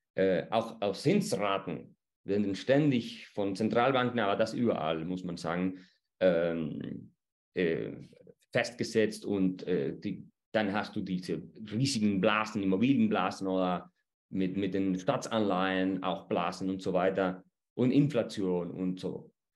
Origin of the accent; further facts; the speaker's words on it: Chile; bei uns in Chile